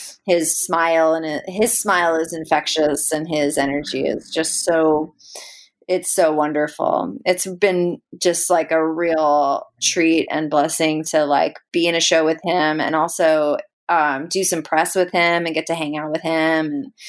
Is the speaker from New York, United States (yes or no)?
no; San Francisco, California, United States; I grew up like in the heart of the Haight-Ashbury. My father, he bought that house in 1967.